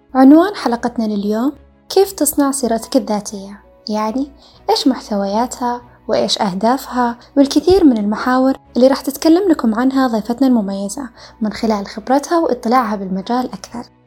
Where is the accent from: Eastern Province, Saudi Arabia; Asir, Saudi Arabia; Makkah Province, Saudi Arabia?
Makkah Province, Saudi Arabia; Jeddah; also born or lived in Mecca; رجعت لمسقط رأسي جدة